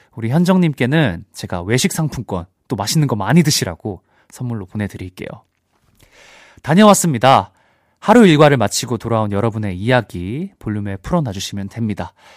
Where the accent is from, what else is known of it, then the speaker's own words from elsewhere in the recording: Busan, South Korea; 저도 이제 부산 출신이라서